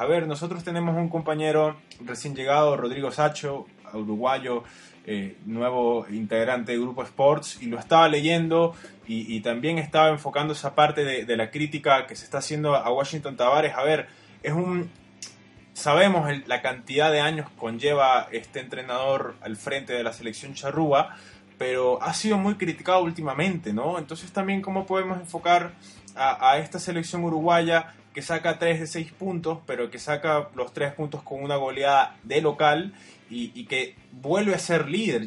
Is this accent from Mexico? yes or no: no; Venezuela; somos de acá, de Venezuela